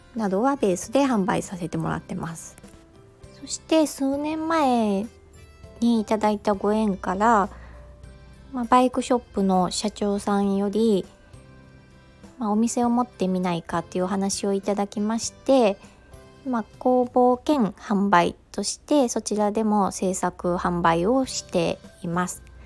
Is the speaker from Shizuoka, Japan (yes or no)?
no; Mie, Japan; 三重県出身